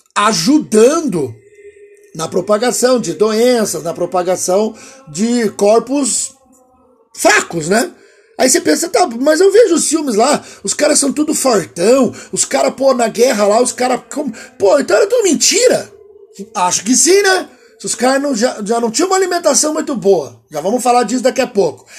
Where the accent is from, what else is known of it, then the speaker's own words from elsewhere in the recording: Piracicaba, São Paulo, Brazil; Eu sou do interior lá de Piracicaba